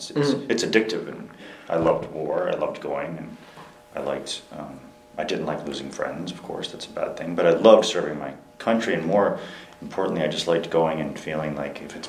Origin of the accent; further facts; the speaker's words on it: Melbourne, Florida, United States; moved away; I was born in Florida, you know, and grew up there on the East Coast, a place where we call like the Space Coast.